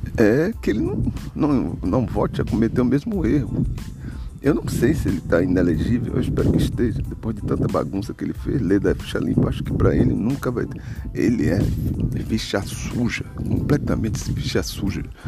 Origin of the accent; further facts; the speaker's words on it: Brazil; also born or lived in Bahia; falando como brasileiro comum